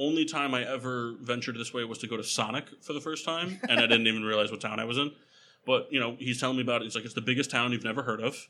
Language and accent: English; Middletown, Connecticut, United States; I'm from Middletown originally